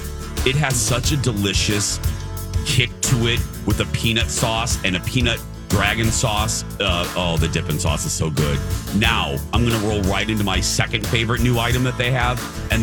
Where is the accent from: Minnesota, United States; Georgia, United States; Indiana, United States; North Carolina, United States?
Indiana, United States; moved away; Indiana. My home state, of course.